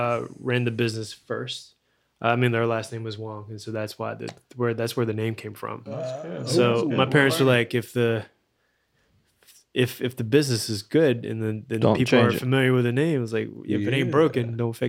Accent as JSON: {"language": "English", "region": "New York", "country": "United States", "tie": "born there", "moved": "yes", "said": "I was born in New York."}